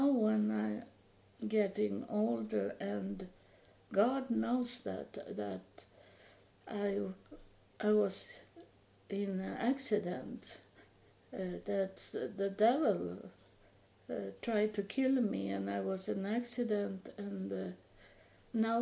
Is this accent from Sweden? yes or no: yes; Sweden; moved away as an adult; also born or lived in United States; I live in Sweden. I'm from Sweden, but I was in the United States homeless for 3.5 years